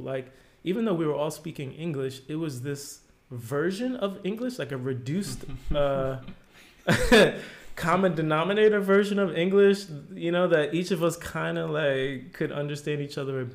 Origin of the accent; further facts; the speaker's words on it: New Jersey, United States; moved away as an adult; now in Amsterdam, Netherlands; I grew up in New Jersey, like a suburb of New York.